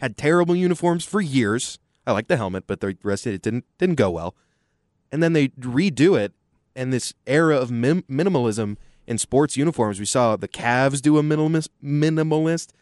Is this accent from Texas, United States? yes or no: yes; Austin, Texas, United States; Growing up in Austin